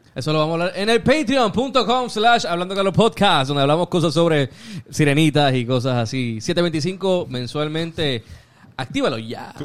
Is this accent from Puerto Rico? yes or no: yes; Puerto Rico; Tony y yo somos prácticamente del área de Monte Carlo. Eh, nos criamos en Monte Carlo